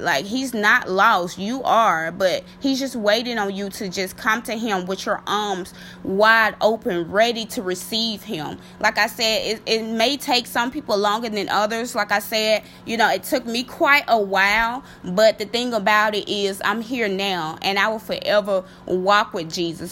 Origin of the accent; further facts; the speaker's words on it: Mississippi, United States; my home state, um, Mississippi